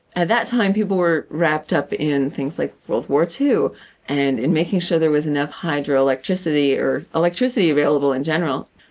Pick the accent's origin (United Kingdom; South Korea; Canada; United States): Canada; I'm her Canadian counterpart